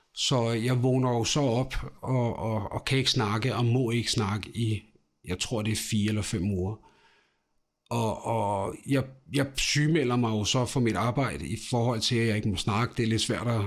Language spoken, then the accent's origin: Danish; Amager, Capital Region of Denmark, Denmark; also born or lived in Ishøj; jeg er født i Ishøj, men dog opvokset ude i Rødtjørnen ude på Amager